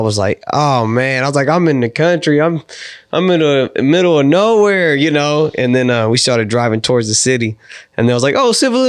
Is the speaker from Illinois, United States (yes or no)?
no; Honolulu, Hawaii, United States; born there; I was born in Hawaii, Honolulu, Hawaii.